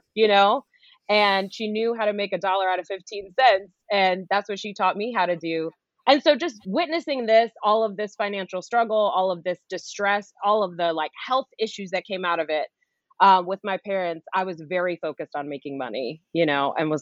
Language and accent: English; New York City, New York, United States; where I started was in Flushing, Queens, New York. I grew up in New York, Queens girl